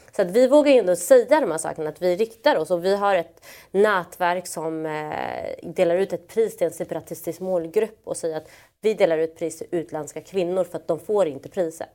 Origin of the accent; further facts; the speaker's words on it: Malmö, Skåne, Sweden; Jag är från Malmö, vi har kopplingar till Köpenhamn